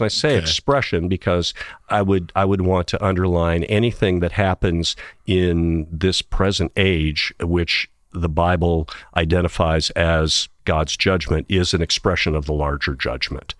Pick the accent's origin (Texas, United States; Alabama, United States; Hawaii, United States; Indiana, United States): Indiana, United States; also born or lived in Tennessee / Cincinnati, Ohio; now in Illinois, United States; I've got two teams from growing up in Indiana